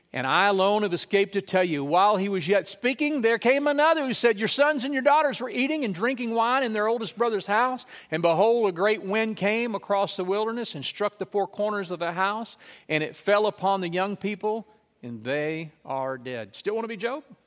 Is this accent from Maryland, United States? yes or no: no; Lake Charles, Louisiana, United States; when I grew up in Louisiana, I remember as a child and as a teenager